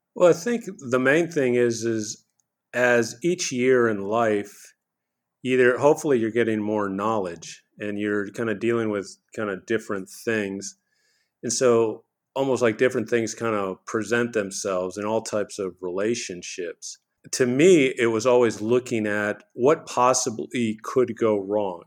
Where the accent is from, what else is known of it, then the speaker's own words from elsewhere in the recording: Houston, Texas, United States; also born or lived in New York City; I was born in New York City, but I grew up in Houston, Texas